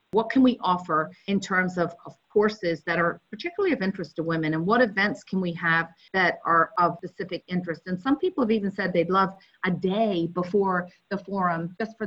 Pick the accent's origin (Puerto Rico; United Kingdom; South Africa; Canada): United Kingdom; Belfast, Northern Ireland; moved away as an adult; now in United States; I grew up in Belfast in the north of Ireland